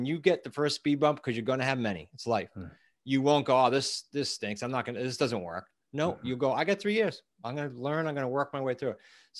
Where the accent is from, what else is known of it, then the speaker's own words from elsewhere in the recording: New England, United States; We are from New England.